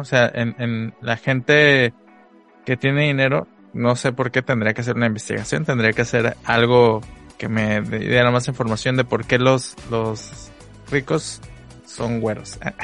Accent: Guerrero, Mexico; now in Tijuana, Mexico; yo crecí, mi infancia la viví allá en Guerrero

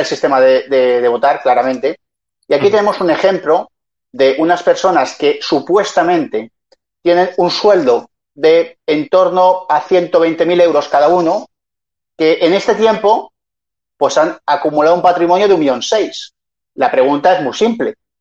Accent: Community of Madrid, Spain; yo soy madrileño

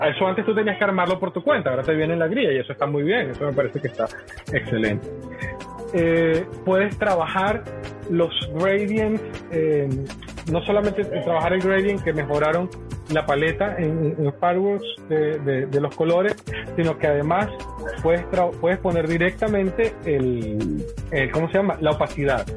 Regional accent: Venezuela; como venezolanos

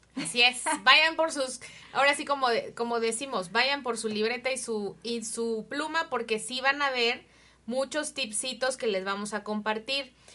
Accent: Mexico; nosotros como mexicanos

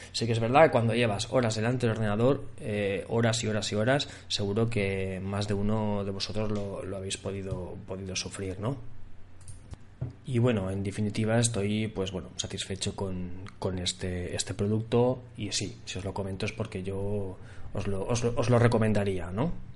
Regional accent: Barcelona, Catalonia, Spain; yo soy de Barcelona

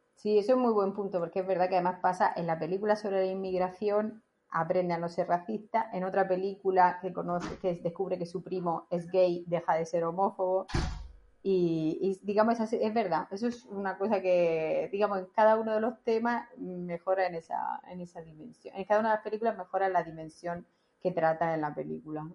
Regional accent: Spain; now in Italy; como los españoles

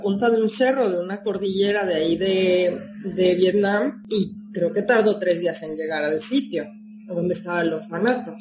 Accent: Mexico City, Mexico; moved away as an adult; now in Huelva, Spain; una persona que ha crecido, nacido, y ha sido criada en una ciudad de veintipico de millones de habitantes

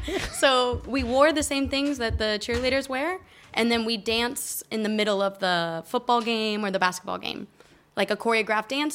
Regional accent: Colorado, United States; moved away as an adult; also born or lived in Texas; now in Barcelona, Spain; I was born in Texas, and mm. I lived most of my life in Colorado, and then I've been in Barcelona for seven years.

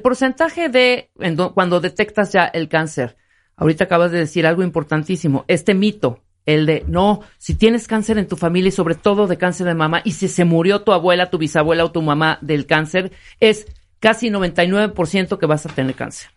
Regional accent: Chiapas, Mexico; moved away; yo soy de Chiapas.

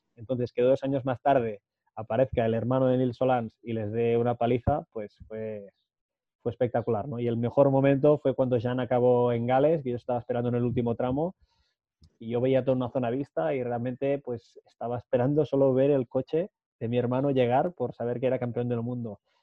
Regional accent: Matadepera, Catalonia, Spain; la gente de Mate de Pera, de mi pueblo

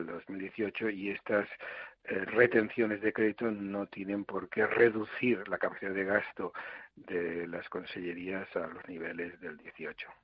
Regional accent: Valencian Community, Spain; cinco millones de personas que somos los valencianos

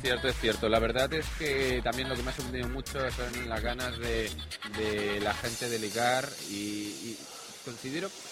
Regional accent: Catalonia, Spain; Soy catalán

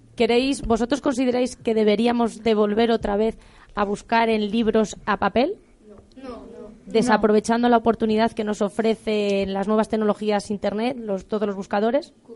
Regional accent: Aldearrodrigo, Castile and León, Spain; also born or lived in Salamanca; Yo soy de un pueblo muy pequeñito de Salamanca que se llama Aldea Rodrigo

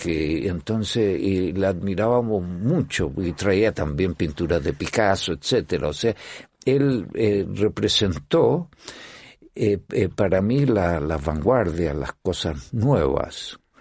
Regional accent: Chile; moved away as an adult; yo soy de Chile

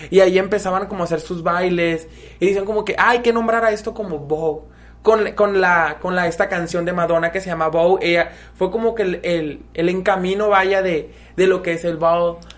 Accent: Mexico; also born or lived in Mexicali, Baja California; como mexicanos.

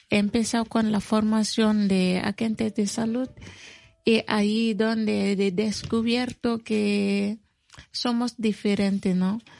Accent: Mali; Spanish is a second language; now in Spain; soy de Mali

